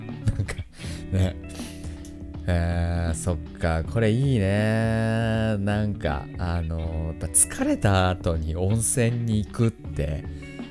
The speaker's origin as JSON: {"language": "Japanese", "region": "Tohoku", "country": "Japan", "tie": "born or raised there", "said": "東北の出身だから"}